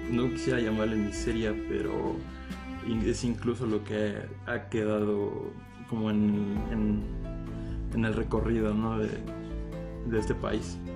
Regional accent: Mexico; todos nosotros somos mexicanos

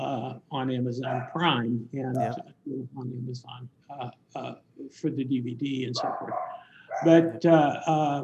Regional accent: Kansas City, Missouri, United States; now in North Carolina, United States; I was born in Kansas City, Missouri, not too far from where you live

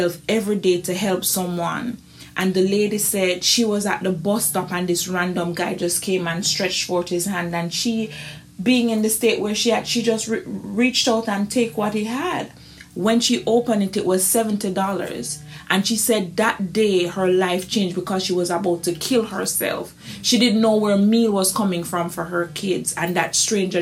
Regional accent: Jamaica; being a Jamaican

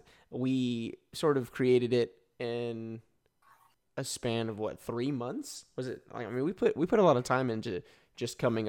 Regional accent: Texas, United States; I was born and raised in Texas.

